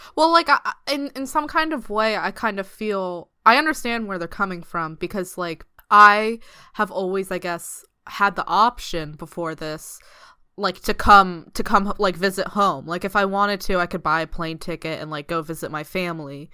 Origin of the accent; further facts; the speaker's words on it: East Coast, United States; moved away as an adult; now in United Kingdom; I'm from the East Coast